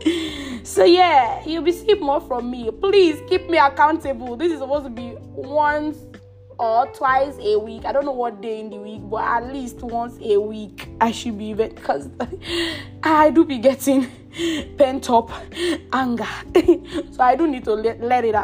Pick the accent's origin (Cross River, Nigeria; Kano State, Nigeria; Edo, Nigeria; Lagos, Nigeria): Edo, Nigeria; moved away as an adult; also born or lived in Abuja, Nigeria / Ota, Nigeria; now in Canada; I am an Edo girl. Proudly an Edo girl. My father and my mother, they're Edo. People do get me mixed up because of my surname, but I am fully from Edo State.